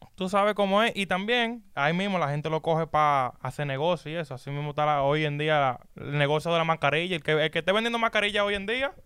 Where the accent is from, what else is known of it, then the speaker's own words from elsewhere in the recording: Dominican Republic; moved away; en mi país, en República Dominicana